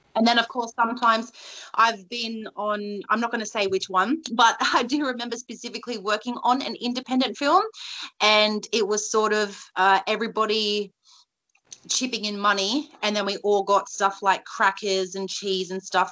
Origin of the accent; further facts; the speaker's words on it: New South Wales, Australia; I am from New South Wales